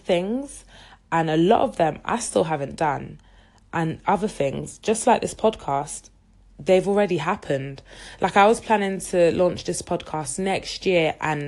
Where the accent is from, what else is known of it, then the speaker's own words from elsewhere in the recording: London, United Kingdom; I was born and raised in the UK, in London, but my heritage is Nigerian